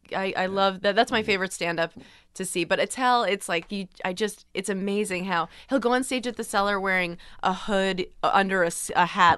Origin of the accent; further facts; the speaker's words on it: Long Island, New York, United States; I grew up on Long Island